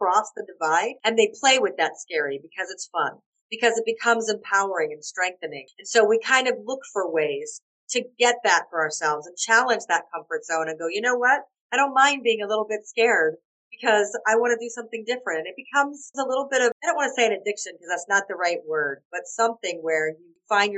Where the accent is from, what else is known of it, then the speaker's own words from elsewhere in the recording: Atlanta, Georgia, United States; moved away as an adult; now in Malta; oh, Atlanta, Georgia